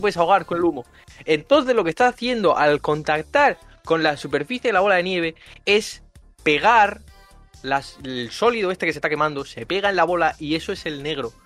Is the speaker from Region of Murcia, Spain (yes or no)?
yes; Murcia, Region of Murcia, Spain; moved away; soy de Murcia